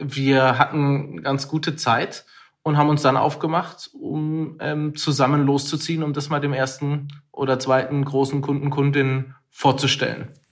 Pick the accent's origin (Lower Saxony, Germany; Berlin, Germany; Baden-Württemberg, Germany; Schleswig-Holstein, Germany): Baden-Württemberg, Germany; Pforzheim; Ich komme aus Pforzheim. Andreas würde sagen, die zweitschönste Stadt Deutschlands. Und ähm, bin dort aufgewachsen